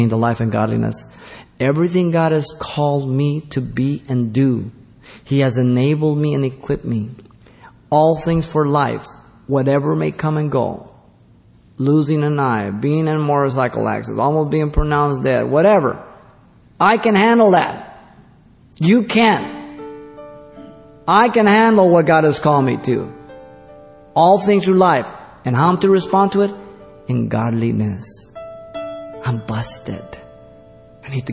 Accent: Baldwin Park, California, United States; Growing up in Baldwin Park

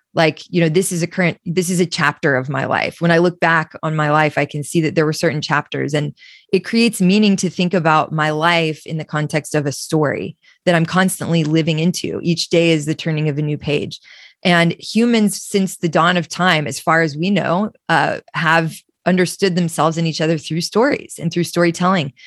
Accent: Austin, Texas, United States; I come from Austin, Texas, which is where I'm sitting right now.

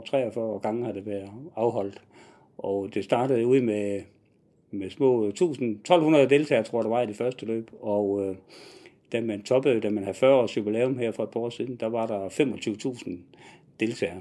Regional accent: Nyborg, Southern Denmark, Denmark; moved away as an adult; also born or lived in Southern Jutland / Haderslev; now in Odense, Denmark; så jeg er oprindeligt fra Nyborg, men har tilbragt det meste af mit voksenliv nede i Sønderjylland

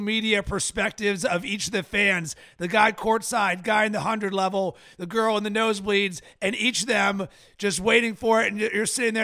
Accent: Pittsburgh, Pennsylvania, United States; I'm from Pittsburgh and I'm a Penguins fan

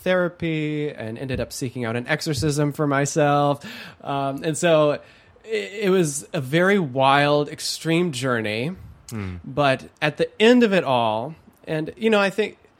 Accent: Holland, Michigan, United States; I was raised in Holland, Michigan, one of the most conservative counties in the United States

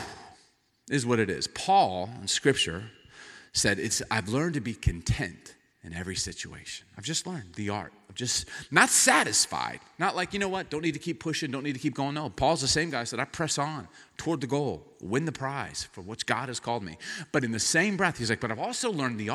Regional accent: the South, United States; moved away as an adult; now in Seattle, United States; we're from the South, and in the South, you say hi to people and smile

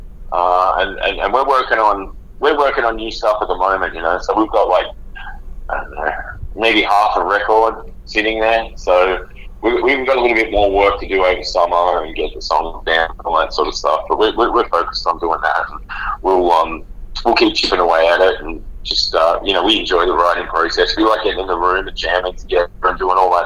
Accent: Australia; a bunch of kids growing up in Australia

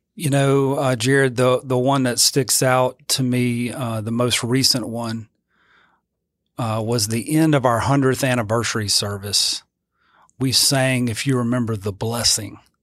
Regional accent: Zachary, Louisiana, United States; also born or lived in Eunice, Louisiana; I grew up, uh, in Zachary, Louisiana

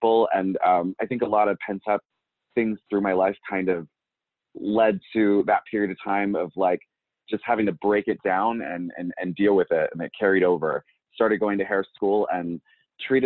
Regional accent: York, Pennsylvania, United States; moved away; also born or lived in Pittsburgh / Georgia; I'm from York, Pennsylvania. I've kind of bounced around. I've lived out in Pittsburgh. I've lived down in Georgia for a little period of time

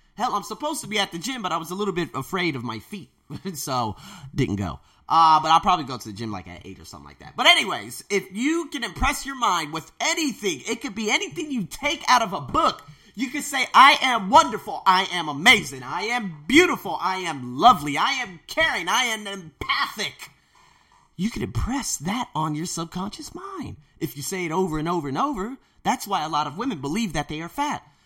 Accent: United States; moved away as an adult; now in Thailand; I was born in America

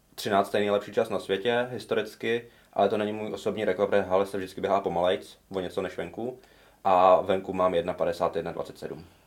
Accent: Ondřejov, Central Bohemian Region, Czechia; přesto jsem z vesnice, tak jsme hledali nějaký oddíl a hmm. nejbližší byl v Praze. Nebo nejbližší nějaký rozum byl v Praze protože já jsem z Ondřejova

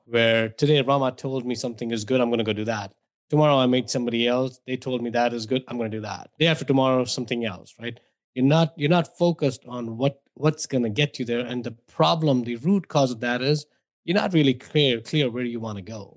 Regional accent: India; moved away as an adult; now in United States; if my accent didn't give away or my name didn't give away, I grew up in India

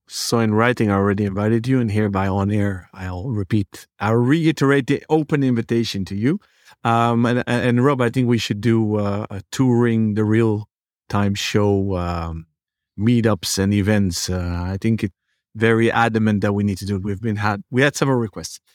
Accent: Netherlands; growing up in the Netherlands

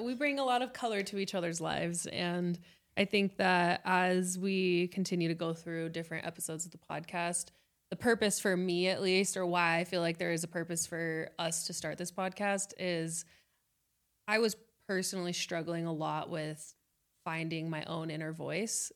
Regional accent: Las Vegas, Nevada, United States; moved away as an adult; now in Salt Lake City, United States; I was born and raised in Las Vegas.

